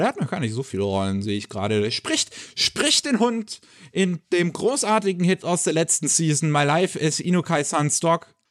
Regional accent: Germany; bei uns in Deutschland

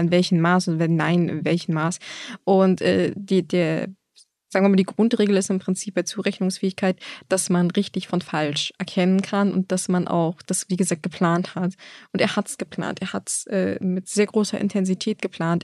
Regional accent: Germany; bei uns in Deutschland

